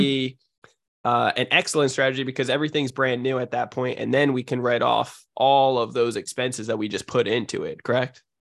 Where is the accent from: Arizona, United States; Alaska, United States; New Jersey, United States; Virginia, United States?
New Jersey, United States; now in San Diego, United States; I'm from New Jersey originally, but I, I live out in San Diego, California.